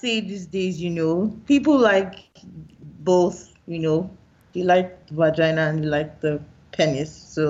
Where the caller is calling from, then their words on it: Winnipeg, Manitoba, Canada; Okay, so I'm calling from Winnipeg, Manitoba, Canada.